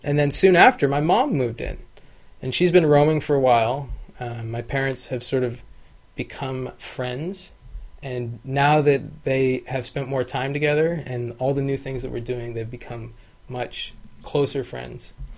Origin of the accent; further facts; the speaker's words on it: Sacramento, California, United States; also born or lived in Buffalo, New York / Carmichael, California; I'm really from Sacramento. I grew up here